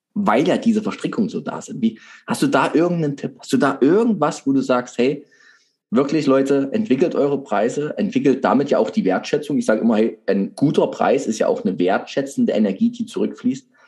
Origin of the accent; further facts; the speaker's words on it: Saxony, Germany; bei uns in Sachsen